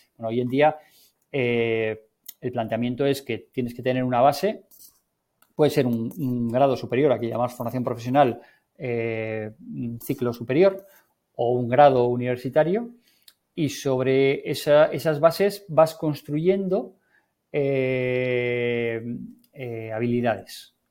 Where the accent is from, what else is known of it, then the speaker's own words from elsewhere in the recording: Navarre, Spain; soy navarro